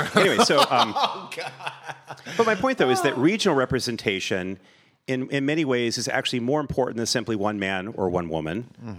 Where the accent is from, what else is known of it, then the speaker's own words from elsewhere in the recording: Vermont, United States; born there; now in California, United States; So it's like, I was born in Vermont. I left. I never looked back.